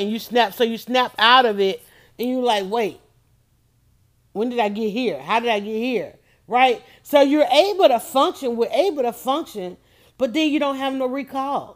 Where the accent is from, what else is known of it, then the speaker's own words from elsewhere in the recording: Atlanta, Georgia, United States; I grew up in Fulton County